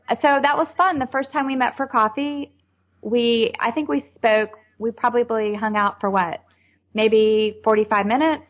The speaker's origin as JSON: {"language": "English", "town": "Richmond", "country": "United States", "moved": "yes", "said": "I'm from Richmond."}